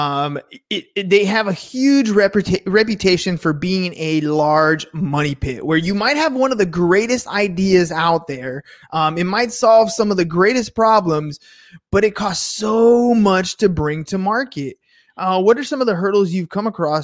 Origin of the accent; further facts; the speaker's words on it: California, United States; accent: dude surfer accent; I'm in California. I have that dude surfer accent